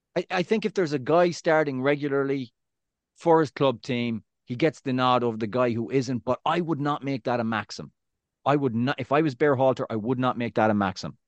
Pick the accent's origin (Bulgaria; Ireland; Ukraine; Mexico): Ireland; moved away as an adult; now in United States; I'm, I'm Irish